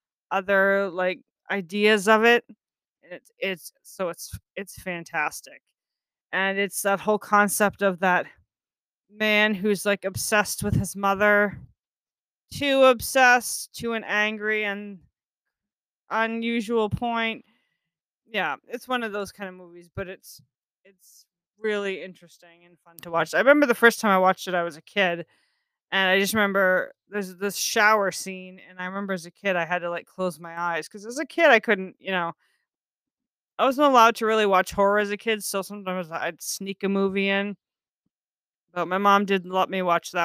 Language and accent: English; United States; I'm an American